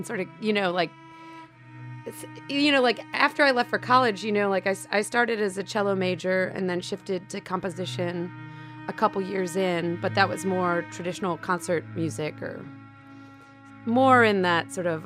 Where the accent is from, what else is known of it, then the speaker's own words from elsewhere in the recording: Cleveland, Ohio, United States; moved away as an adult; also born or lived in Athens, Georgia; I grew up in Cleveland, Ohio